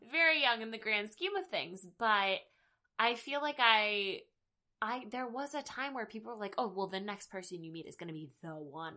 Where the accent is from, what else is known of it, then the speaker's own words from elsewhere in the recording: the South, United States; I'm from the South.